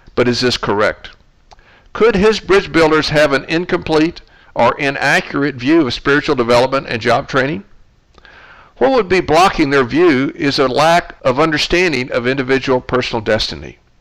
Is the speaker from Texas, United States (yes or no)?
yes; Dallas, Texas, United States; my hometown of Dallas